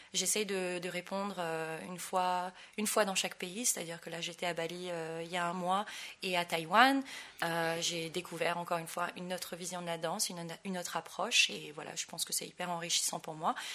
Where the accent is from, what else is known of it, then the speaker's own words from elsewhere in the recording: French Polynesia; moved away as an adult; now in Paris, France; Je suis née à Tahiti, j'ai commencé la danse tahitienne quand j'avais 3 ans.